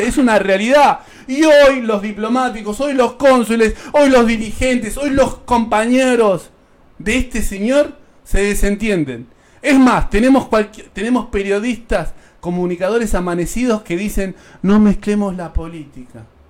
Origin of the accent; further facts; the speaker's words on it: Bolivia; now in Buenos Aires, Argentina; como colectividad boliviana acá en la ciudad de Buenos Aires